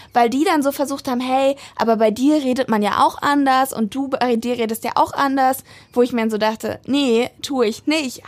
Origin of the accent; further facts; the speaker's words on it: Brandenburg, Germany; Also ich selber spreche kein Dialekt, ich komme aber aus Brandenburg.